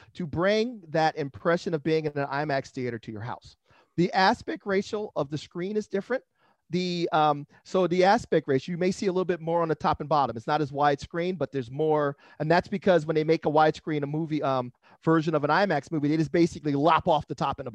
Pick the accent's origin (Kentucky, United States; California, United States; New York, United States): California, United States; Los Angeles; moved away as an adult; now in San Diego, United States; I grew up in San Pedro, Los Angeles area